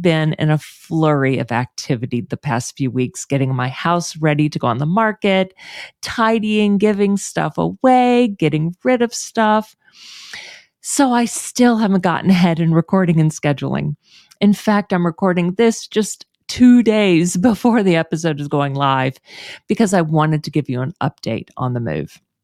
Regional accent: Houston, Texas, United States; moved away; move back to my hometown of Houston

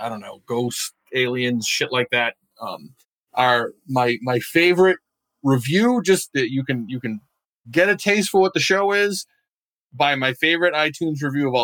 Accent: Maine, United States; I'm from Maine

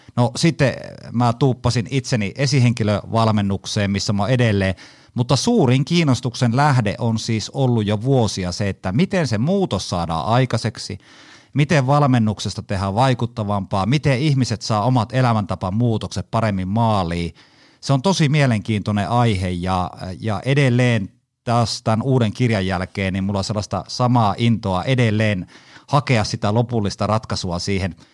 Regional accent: Haapajärvi, North Ostrobothnia, Finland; accent: Haapajärvi dialect; moved away; also born or lived in Kajaani; alun perin Haapajärveltä, eli murret tulee sieltä. Ja moni luulee mua savolaiseksi, mutta ei, kyllä mä oon Haapajärveltä

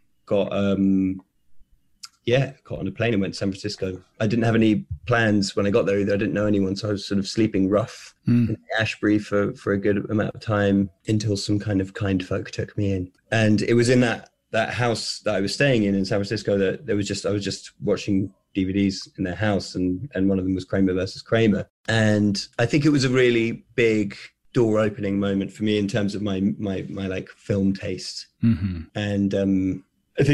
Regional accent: England, United Kingdom; born or raised there; moved away

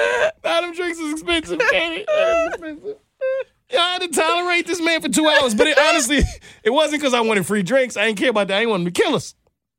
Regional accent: New York, United States; From New York. I'm from New York.

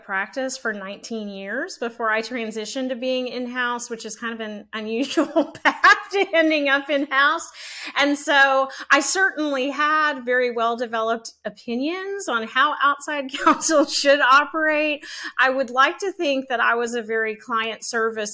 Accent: Shreveport, Louisiana, United States; moved away as an adult; also born or lived in Mississippi / Virginia; now in Dallas, United States; growing up in Shreveport

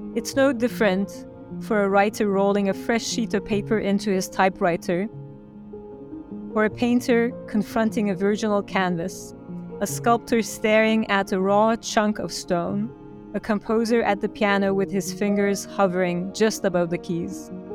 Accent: Turkey; moved away as an adult; now in New York, United States; I grew up in Turkey. I was born in Turkey and had a Fulbright scholarship to come to New York

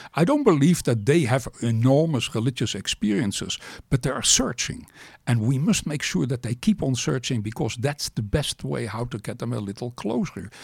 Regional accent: Amsterdam, North Holland, Netherlands; I was born in Amsterdam

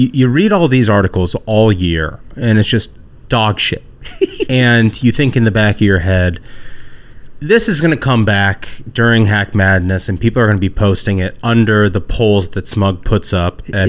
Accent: Indiana, United States; I'm from Indiana.

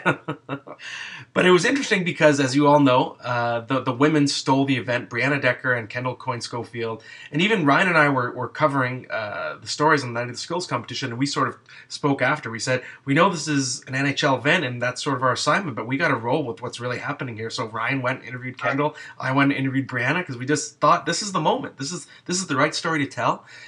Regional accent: Ottawa, Ontario, Canada; now in Toronto, Canada; I'm from Ottawa

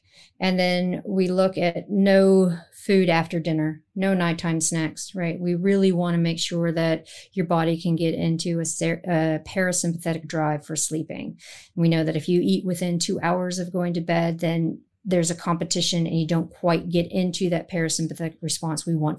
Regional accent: San Francisco, California, United States; also born or lived in Netherlands; So I grew up in the Netherlands, spent formative childhood years there. We moved back to San Francisco, and San Francisco is what I call my hometown

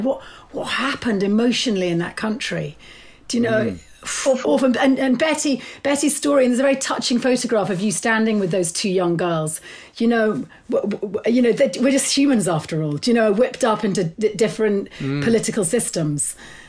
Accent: United Kingdom; because we're British, we predominantly look at the war from this side.

